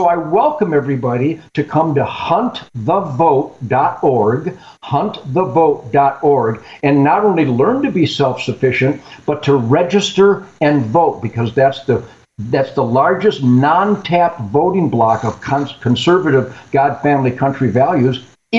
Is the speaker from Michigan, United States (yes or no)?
yes; Michigan, United States; I come from Michigan, once the number one hunting state in the world, and you've seen what has happened to it.